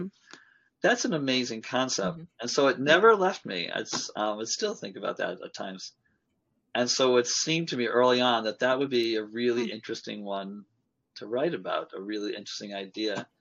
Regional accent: Long Island, New York, United States; I grew up on Long Island and there was a large Jewish community there

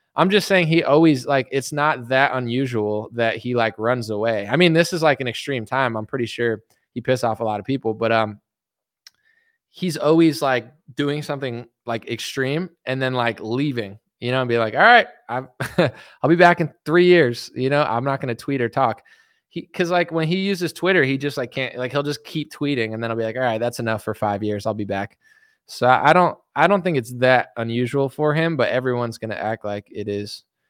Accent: United States; I'm just American

